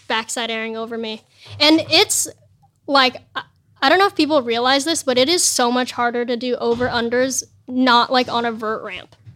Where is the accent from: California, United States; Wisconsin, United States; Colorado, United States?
California, United States; El Segundo; also born or lived in San Bernardino; I grew up in El Segundo in L A.